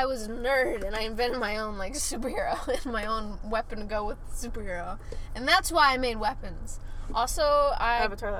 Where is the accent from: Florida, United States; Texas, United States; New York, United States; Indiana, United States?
Florida, United States; also born or lived in Columbus, Georgia / Alabama; so I grew up in Florida.